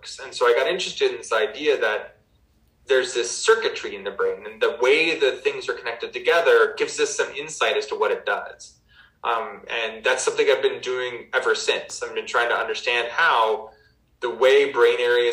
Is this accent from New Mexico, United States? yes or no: yes; Albuquerque, New Mexico, United States; I grew up in Albuquerque, New Mexico